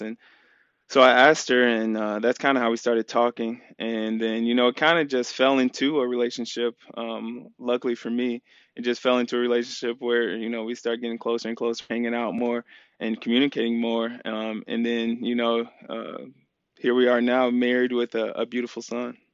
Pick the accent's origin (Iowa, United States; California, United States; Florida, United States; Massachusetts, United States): Iowa, United States; moved away as an adult; now in Arizona, United States; growing up in Iowa, it's, it's a lot slower